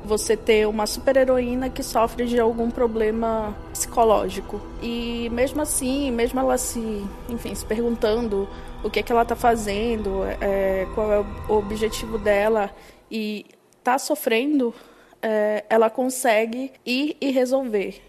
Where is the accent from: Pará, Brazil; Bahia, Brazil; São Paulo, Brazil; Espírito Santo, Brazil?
Pará, Brazil; Belém; eu sou de Belém